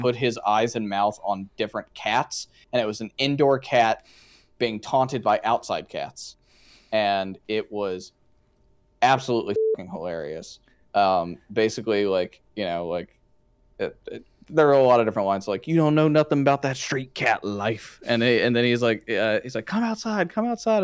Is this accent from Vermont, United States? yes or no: no; Georgia, United States; growing up in that part of Georgia